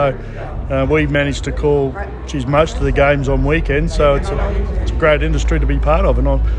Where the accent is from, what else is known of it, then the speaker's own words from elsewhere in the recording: Queensland, Australia; Because I'm a Queenslander